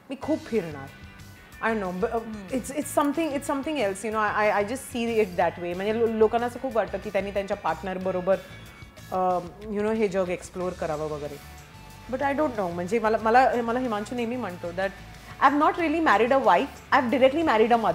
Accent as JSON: {"language": "Marathi", "region": "Maharashtra", "country": "India", "said": "अहो मी पण मराठी हा"}